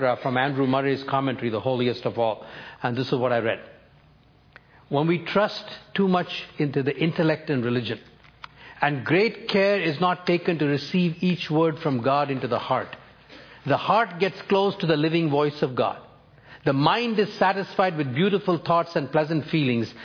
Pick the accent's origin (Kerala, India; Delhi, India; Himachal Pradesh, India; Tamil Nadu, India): Delhi, India; New Delhi; first language Tamil; English is a second language; New Delhi, India, my hometown